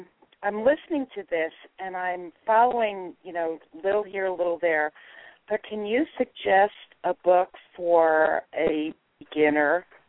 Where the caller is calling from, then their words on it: Utah, United States; I'm calling you from Utah.